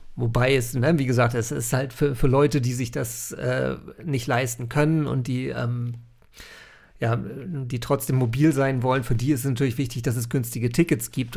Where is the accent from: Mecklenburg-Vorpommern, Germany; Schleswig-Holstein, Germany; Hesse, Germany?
Schleswig-Holstein, Germany; North Frisia; ich bin hier in Nordfriesland aufgewachsen